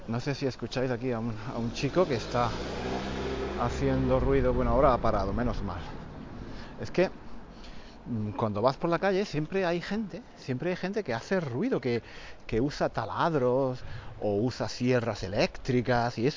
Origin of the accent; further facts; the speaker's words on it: Spain; Estoy pensando que quizás el motivo por el que me pongo tan nervioso es simplemente porque soy español.